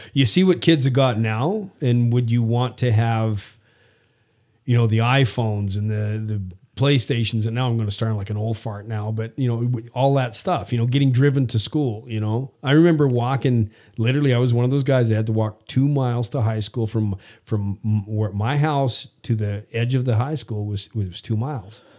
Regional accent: Prince Albert, Saskatchewan, Canada; now in United States; I grew up in the early '60s, and we lived in uh, all over rural Saskatchewan, and then ended up in a place called Prince Albert for a long time.

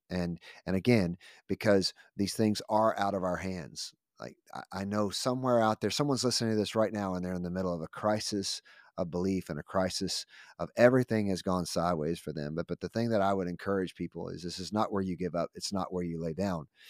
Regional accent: United States; I'm grateful for this amazing country that we live in.

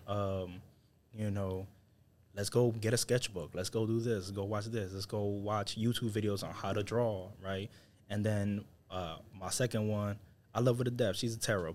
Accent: New York City, New York, United States; moved away; I'm originally from New York City, from Harlem. So we grow up with this edge.

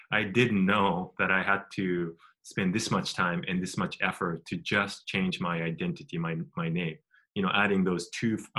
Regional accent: Japan; moved away; also born or lived in United States

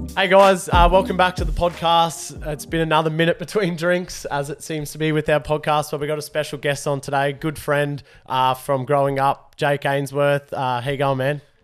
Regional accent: Rockhampton, Queensland, Australia; We're from Rocky.

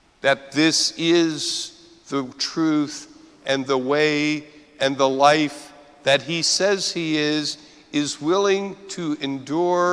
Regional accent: United States; as American Catholics

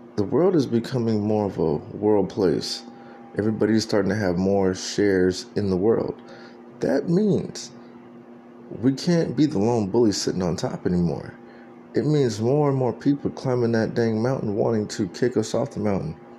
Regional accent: San Antonio, Texas, United States; moved away; that's where I'm from. That San Antonio

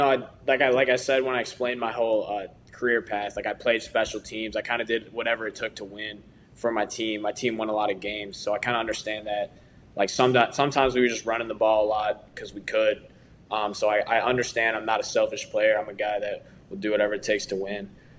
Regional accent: Chicago, Illinois, United States; I'm from Chicago area.

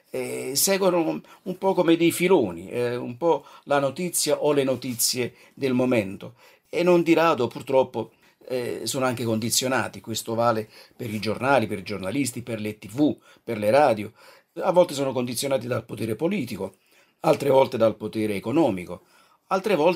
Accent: Naples, Campania, Italy; now in Colle di Val d'Elsa, Italy; Non sono un toscano prosangue, eh, sono originario di Napoli, e come dicevo abito qui ormai da, da, più di 30 anni, 34 anni

